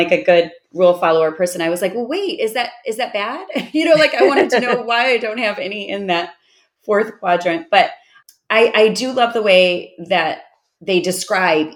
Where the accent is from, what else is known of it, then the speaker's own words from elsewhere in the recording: Chicago, Illinois, United States; moved away as an adult; now in Austin, United States; I live in Austin, but I'm from Chicago because I've lived there for 45 years